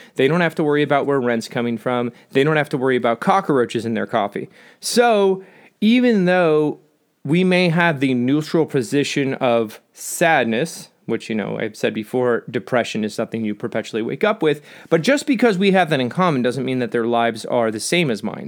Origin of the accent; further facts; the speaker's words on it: Southern California, United States; I'm from Southern California